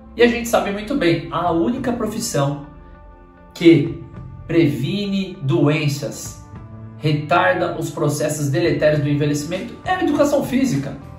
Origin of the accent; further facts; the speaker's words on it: São Paulo, Brazil; moved away as an adult; also born or lived in Lapa, São Paulo; eu sou de Pirituba e sempre falo, sempre que tiver oportunidade eu vou falar da minha terra natal. Nasci na Lapa, mas morei 27 anos da minha vida lá em Pirituba.